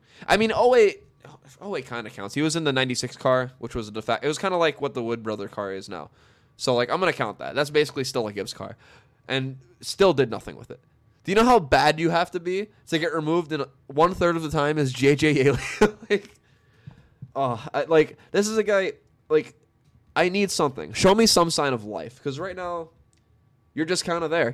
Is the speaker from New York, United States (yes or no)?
yes; New York, United States; I'm from New York.